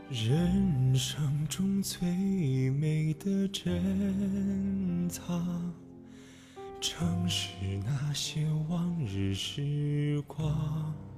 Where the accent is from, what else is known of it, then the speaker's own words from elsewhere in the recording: Mianyang, Sichuan, China; moved away as an adult; now in Nanjing, China; 来自四川绵阳，现在我在南京大学，距离我的家乡一千三百六十公里